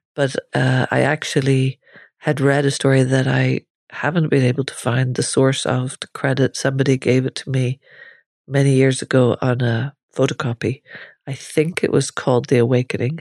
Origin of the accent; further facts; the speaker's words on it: Ireland; growing up in Ireland at the time I was growing up as well